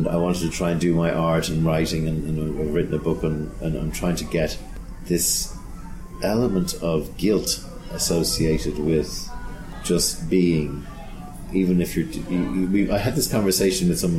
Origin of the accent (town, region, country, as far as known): Ireland; now in London, United Kingdom